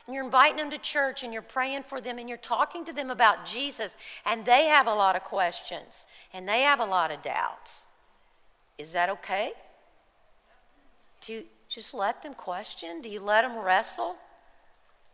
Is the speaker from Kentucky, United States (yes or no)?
yes; Kentucky, United States; we're from Kentucky